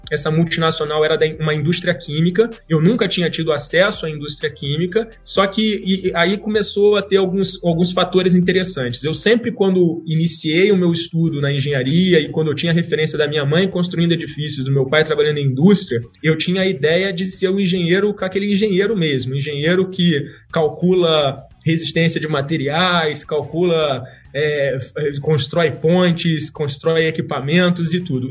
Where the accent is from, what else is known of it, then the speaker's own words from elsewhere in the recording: Rio de Janeiro, Brazil; accent: carioca; eu sou um carioca, eu acho que o sotaque não nega